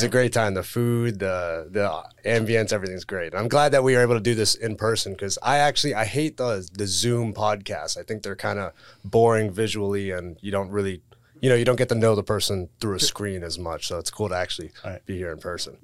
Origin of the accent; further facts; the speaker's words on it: South Florida, United States; born and raised in South Florida